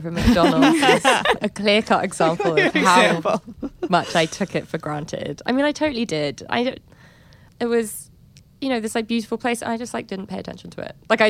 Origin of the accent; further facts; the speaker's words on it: London, United Kingdom; born and raised in London, went there for holiday, but like I can't speak Turkish.